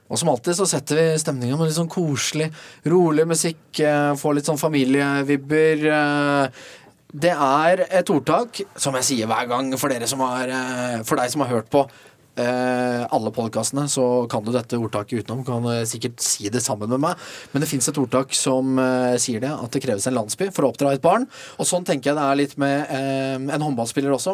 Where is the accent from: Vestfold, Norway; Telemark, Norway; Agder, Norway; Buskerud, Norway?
Telemark, Norway; Kragerø; vi er begge fra Telemark. Ja. Vi spilte jo mot hverandre i ungdomstida, like gamle. Du for Notodden, jeg for Kragerø.